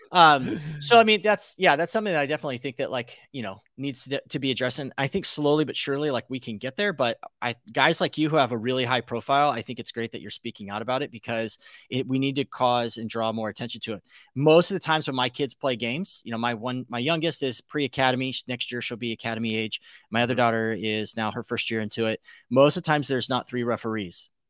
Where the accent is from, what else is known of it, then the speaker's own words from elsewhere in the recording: South Pasadena, California, United States; I was born in South Pass at Huntington Memorial